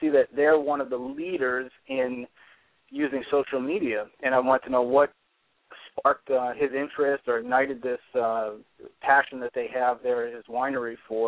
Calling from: New Hampshire, United States; I'm in New Hampshire.

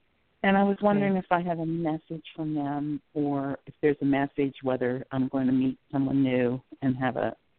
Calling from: South Carolina, United States; Okay, I'm calling from South Carolina

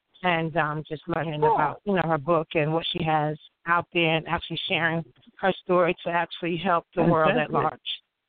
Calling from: Raleigh, North Carolina, United States; I'm actually calling from Raleigh, North Carolina.

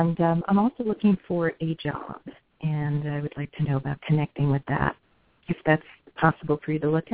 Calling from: California, United States

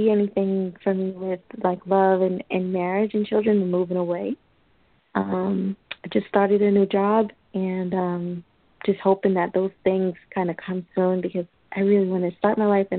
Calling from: New York, United States; From New York.

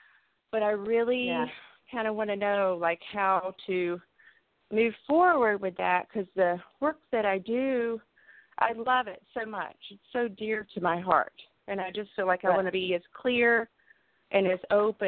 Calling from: North Carolina, United States; North Carolina.

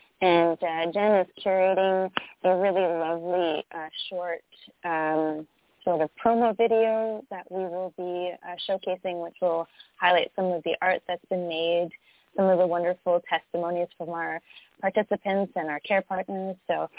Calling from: Canada; So we're calling you from Canada.

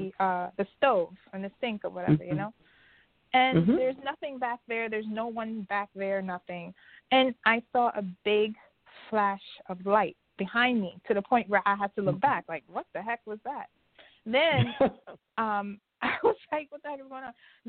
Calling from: New York, United States; I'm calling from New York.

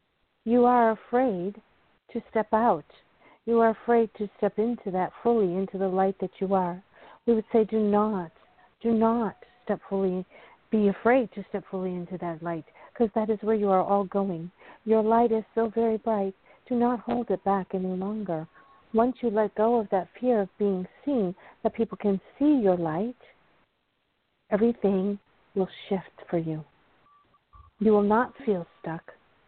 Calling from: North Carolina, United States; Hi, Claudia. It's … from North Carolina.

